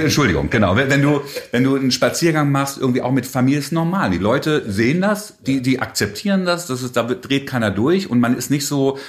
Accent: Hannover, Lower Saxony, Germany; also born or lived in Bonn; dann bin ich hier quasi aufgewachsen. Also ich zähle mich schon so ein bisschen als Hannoveraner

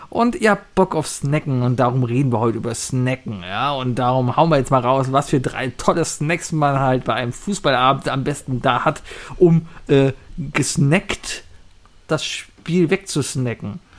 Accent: Cologne, North Rhine-Westphalia, Germany; als Kölner, als Rheinländer

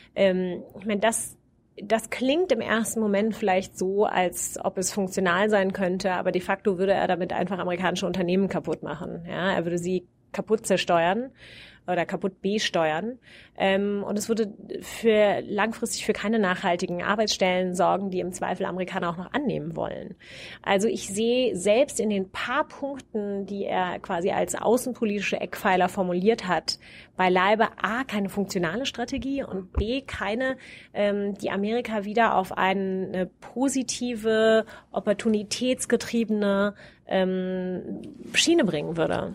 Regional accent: Wiesbaden, Hesse, Germany; moved away as an adult; now in Cambridge, United States; meiner Heimatstadt Wiesbaden

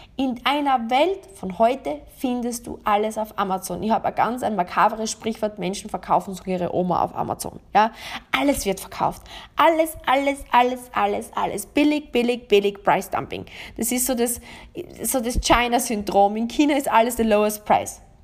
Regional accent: Austria; bei uns in Österreich

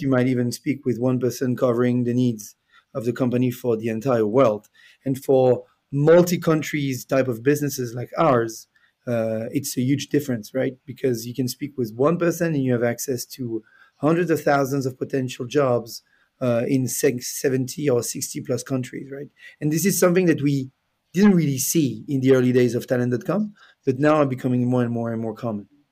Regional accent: Switzerland; English is a second language; moved away as an adult; also born or lived in Canada; originally, I'm from Switzerland. Uh, I'm now based in Lausanne.

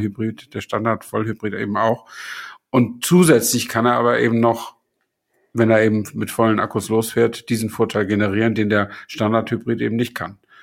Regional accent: Flensburg, Schleswig-Holstein, Germany; ich stamme aus Flensburg und nicht aus Buxtehude

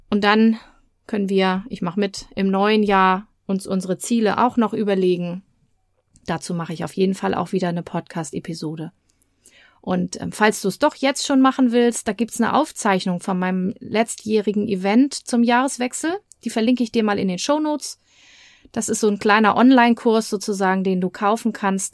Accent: Germany; now in Hamburg, Germany; bei uns in Deutschland

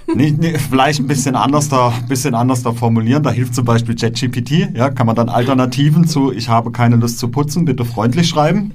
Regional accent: Black Forest, Baden-Württemberg, Germany; bei uns im, im Schwarzwald, wo ich herkomme

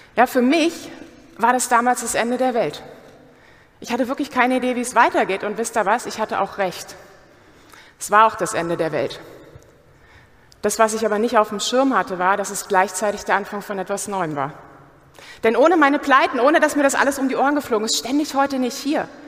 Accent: Germany; Wir sind doch Deutsche.

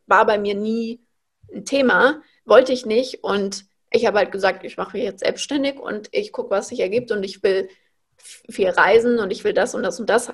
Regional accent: Frankfurt, Hesse, Germany; moved away as an adult; now in Berlin, Germany; Ich wohne aktuell in Berlin. Ich bin aufgewachsen in Frankfurt.

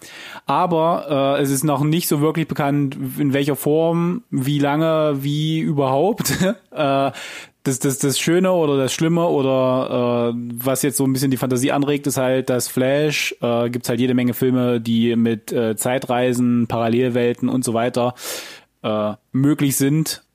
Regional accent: Germany; wir als Deutsche

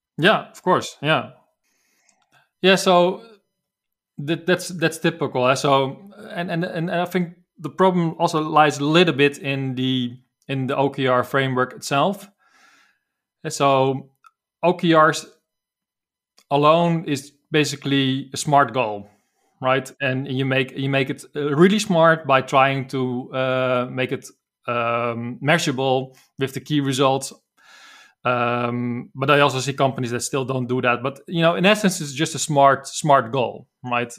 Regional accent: Netherlands; accent: Dutch; English is a second language; I'm from the Netherlands as you probably can hear from my accent.

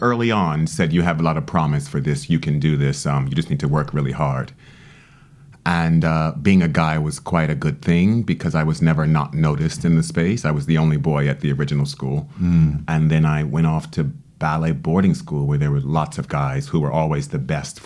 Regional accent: Washington, District of Columbia, United States; moved away as an adult; now in United Kingdom; as a child, I was growing up in Washington, D.C.

